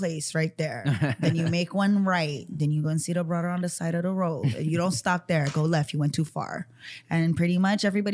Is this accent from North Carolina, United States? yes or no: no; Hawaii, United States; I'm Hawaiian